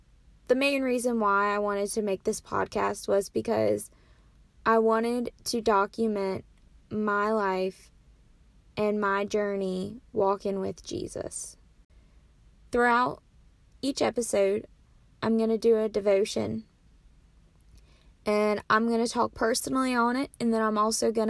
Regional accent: Williamsport, Maryland, United States; moved away as an adult; now in North Carolina, United States; My hometown is Williamsport, Maryland, but I currently go to school at Pfeiffer University, which is a small school

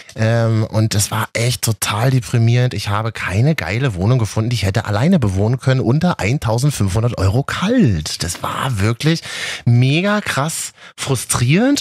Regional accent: Berlin, Germany; als Berliner

